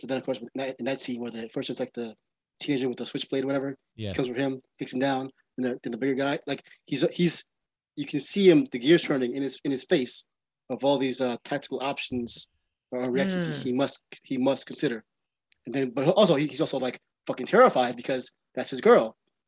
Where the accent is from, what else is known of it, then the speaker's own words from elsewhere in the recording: Brooklyn, New York, United States; I'm from New York, born in Brooklyn, Brooklyn, Queens, where the Bronx is.